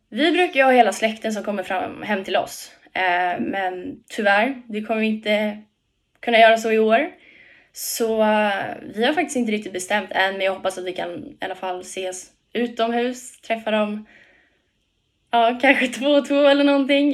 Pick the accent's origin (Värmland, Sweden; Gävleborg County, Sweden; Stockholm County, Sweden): Stockholm County, Sweden; Tyresö; Hemma i Tyresö, Tyresö FF.